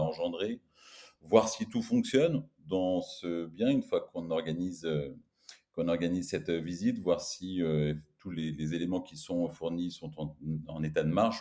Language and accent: French; France; on est français